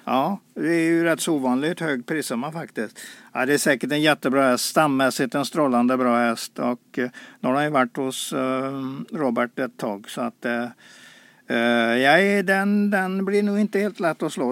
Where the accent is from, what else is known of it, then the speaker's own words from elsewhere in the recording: Sweden; vi inte lyckats som svenskar